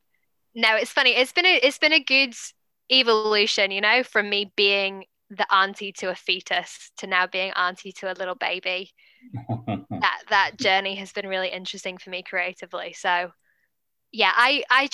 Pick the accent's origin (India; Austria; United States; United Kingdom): United Kingdom; England; accent: posh British / English accent; now in Auckland, New Zealand; No part of my DNA is English.